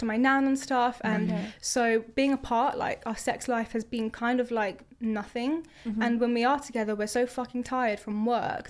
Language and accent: English; Croydon, London, United Kingdom; I'm from Croydon as well